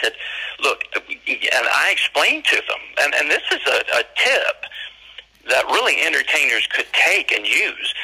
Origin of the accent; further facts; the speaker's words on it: Johnson City, Tennessee, United States; I am from Johnson City, Tennessee